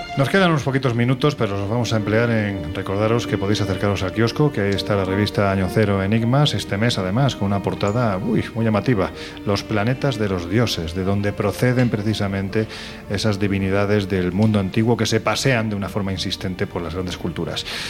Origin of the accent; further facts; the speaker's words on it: Andalusia, Spain; Soy andaluz